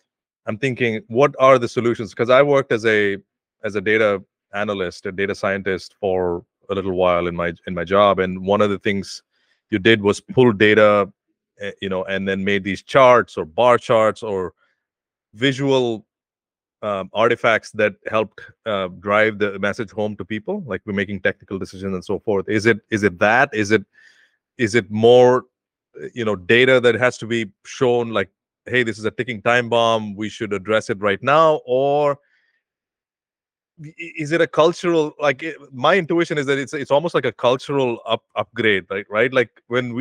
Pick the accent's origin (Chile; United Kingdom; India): India; moved away as an adult; now in United States; my country, which is my home country